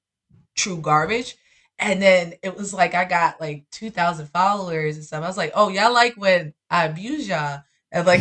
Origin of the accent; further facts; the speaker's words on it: New York City, New York, United States; I'm actually from up top. Yeah, I lived in Bronx and Harlem when I was younger, and now I'm full on Brooklyn